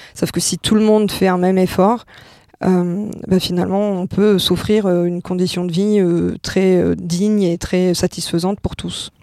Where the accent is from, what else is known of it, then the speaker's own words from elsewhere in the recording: Monaco; now in Angers, France; je suis née, je suis née à Monaco et donc je suis française, donc je viens d'un milieu plutôt aisé